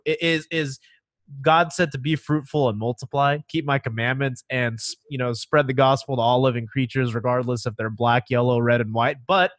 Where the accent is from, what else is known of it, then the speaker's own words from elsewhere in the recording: United States; But my Chinese heritage for sure. But dude, I'm going to vote conservative. I'm an American, you know, first and foremost.